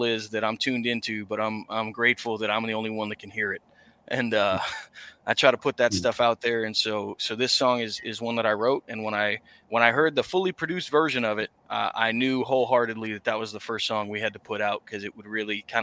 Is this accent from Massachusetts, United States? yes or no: yes; Massachusetts, United States; I'm from Massachusetts, that I had to come out to my family as a country musician because it's not a genre that's too prevalent up here